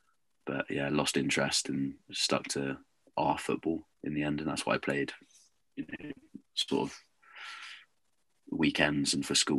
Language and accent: English; Inverness, Scotland, United Kingdom; born there; also born or lived in Dartmouth / London / United States; So I was born in Inverness, lived there for 2 years, then moved down to Dartmouth, which is sort of Devon way, down near Plymouth.